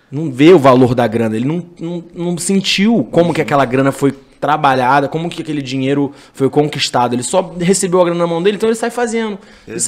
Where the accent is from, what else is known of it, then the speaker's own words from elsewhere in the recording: Rio de Janeiro, Brazil; also born or lived in Campinas; Eu cresci no Rio até a quarta série, e aí a minha mãe foi embora do Brasil, foi morar na França.